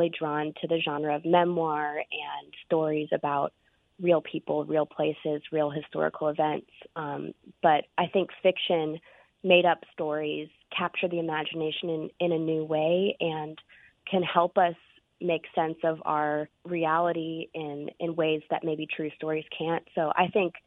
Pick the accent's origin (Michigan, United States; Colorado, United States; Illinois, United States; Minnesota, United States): Colorado, United States; now in Mississippi, United States; I'm from Colorado originally.